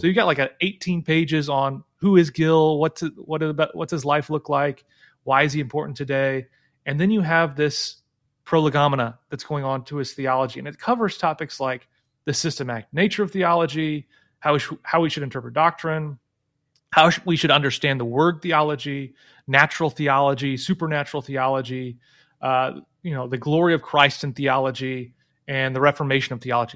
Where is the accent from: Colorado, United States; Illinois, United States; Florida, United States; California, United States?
Illinois, United States; moved away; I lived in Illinois, 'cause I grew up in Illinois